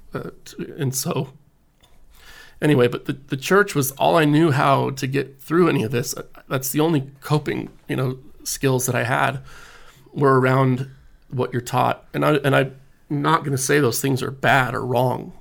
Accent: American Fork, Utah, United States; also born or lived in Houston, Texas; I grew up in American Fork, Utah

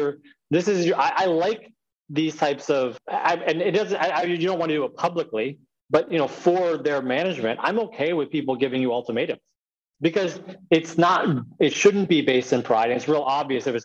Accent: United States; here I'm American. I speak English

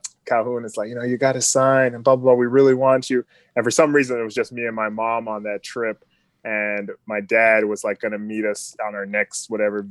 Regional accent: St. Thomas, U.S. Virgin Islands; moved away; originally I'm from St. Thomas, U.S. Virgin Islands, born and raised down there, grew up very small community

